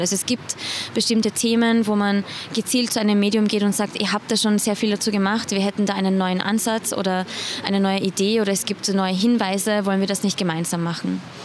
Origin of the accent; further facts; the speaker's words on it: Iran; moved away; ich bin gebürtige Iranerin, also ich kann Farsi